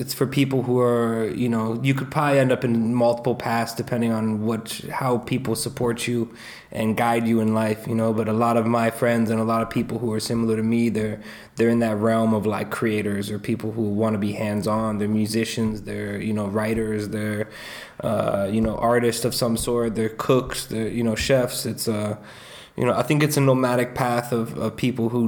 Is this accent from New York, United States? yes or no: no; Boulder, Colorado, United States; moved away as an adult; also born or lived in Michigan; I grew up in Boulder. I was born in Michigan, and you know, I was born in Michigan and moved to Colorado when I was super young, you know, 4 or 5 years old